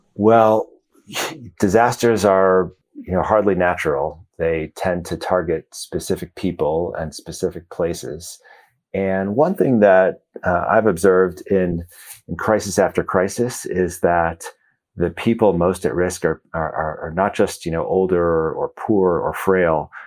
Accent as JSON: {"language": "English", "town": "Chicago", "region": "Illinois", "country": "United States", "tie": "born or raised there", "moved": "as an adult", "said": "I grew up in Chicago"}